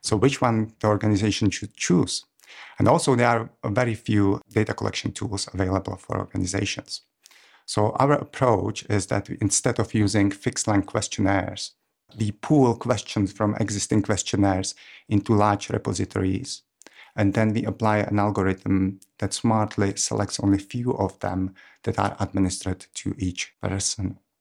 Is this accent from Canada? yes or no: no; Czechia; moved away as an adult; now in Cambridge, United Kingdom; I'm from Czech Republic, but I've been in Cambridge since two thousand ten